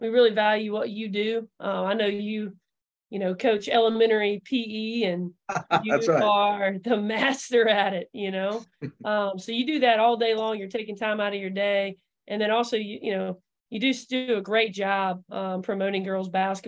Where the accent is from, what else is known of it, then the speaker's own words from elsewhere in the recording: Georgia, United States; I grew up in Georgia. Moved here when I was 5, right?